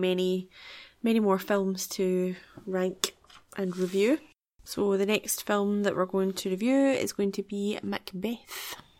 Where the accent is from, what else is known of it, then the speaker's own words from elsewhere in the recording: Scotland, United Kingdom; as a Scottish person